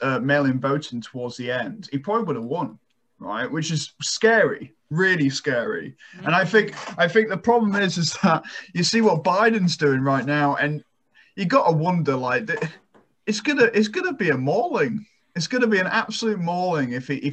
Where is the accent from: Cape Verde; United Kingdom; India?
United Kingdom; now in United States; my home country, the UK